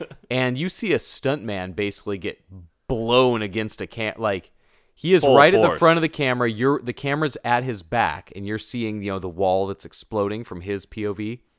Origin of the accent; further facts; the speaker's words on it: Healdsburg, California, United States; So, when I was growing up in Healdsburg, California, there was this neighborhood out by the river called Rio Lindo.